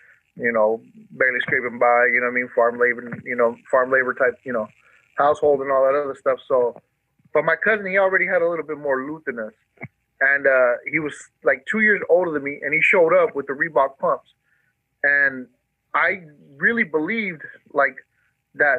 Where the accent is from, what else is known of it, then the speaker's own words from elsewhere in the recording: Fresno, California, United States; also born or lived in Mexicali, Mexico / San Diego area, California; they migrated up north to Fresno. And I've been in Fresno since I was like 7 years old